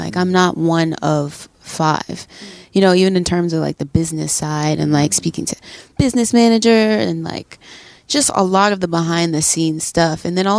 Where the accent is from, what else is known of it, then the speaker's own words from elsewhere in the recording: New Orleans, Louisiana, United States; also born or lived in Atlanta / Texas; I was born in Atlanta. I moved probably to New Orleans around like a few months.